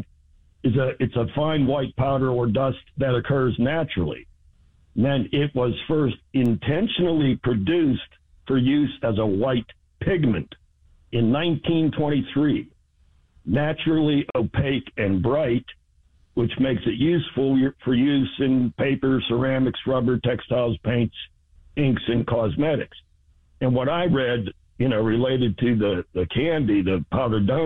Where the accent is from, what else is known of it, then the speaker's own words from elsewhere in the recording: Saxonburg, Pennsylvania, United States; I grew up in Saxonburg